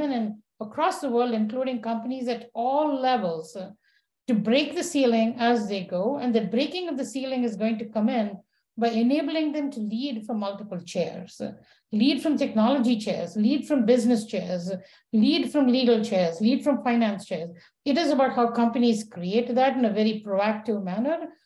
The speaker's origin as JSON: {"language": "English", "country": "India", "tie": "born or raised there", "moved": "yes", "said": "growing up in India as a girl"}